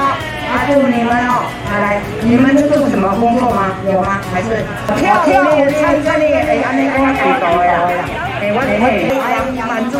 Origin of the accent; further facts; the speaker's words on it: Taiwan; 我来讲这阵啊，我台湾人的，我来讲唔对啊。